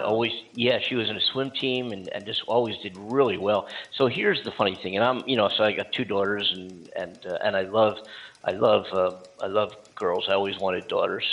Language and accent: English; Philadelphia, Pennsylvania, United States; moved away as an adult; now in California, United States; I am from Philadelphia